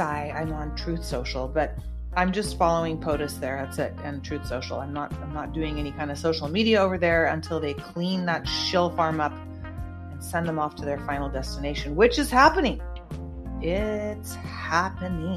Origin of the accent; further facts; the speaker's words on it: the Bay Area, California, United States; I'm from the Bay Area